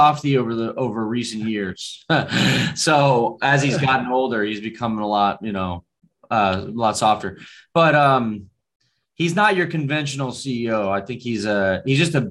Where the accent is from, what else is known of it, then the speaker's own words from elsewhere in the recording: Daytona Beach, Florida, United States; also born or lived in Washington, D.C.; now in Los Angeles, United States; I grew up in Daytona Beach